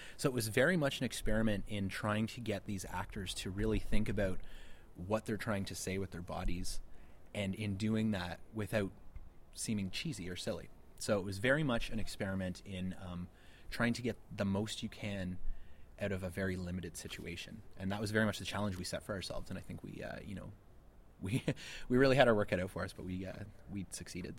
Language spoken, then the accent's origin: English; Ottawa, Ontario, Canada; we're from Ottawa, and it's a very much DIY film community there